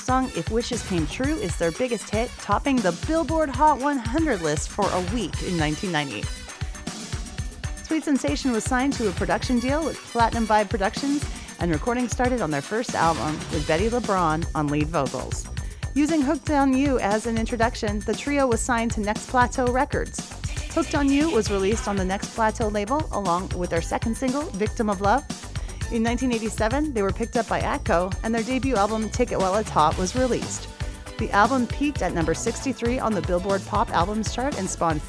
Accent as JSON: {"language": "English", "region": "Western Canada", "country": "Canada", "said": "I'm from Canada. I'm in Western Canada"}